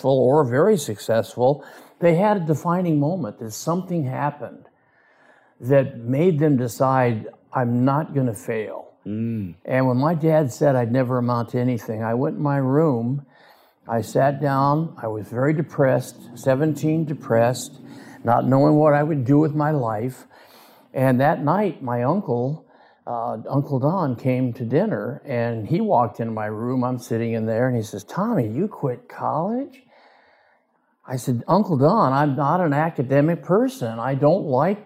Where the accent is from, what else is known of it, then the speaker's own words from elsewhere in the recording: Southern California, United States; I was born in California, Southern California, raised there